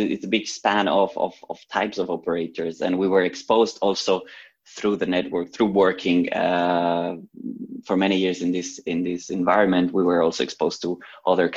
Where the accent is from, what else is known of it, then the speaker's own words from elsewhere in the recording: Barcelona, Catalonia, Spain; moved away as an adult; now in Zurich, Switzerland; So I'm originally from Barcelona, but many years ago I moved to Switzerland for my studies